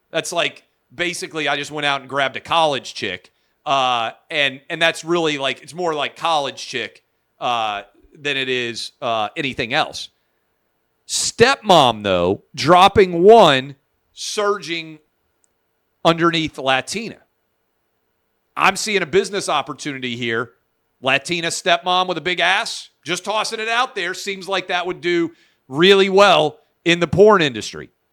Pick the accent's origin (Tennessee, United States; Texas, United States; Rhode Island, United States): Tennessee, United States; Tennessee, my home state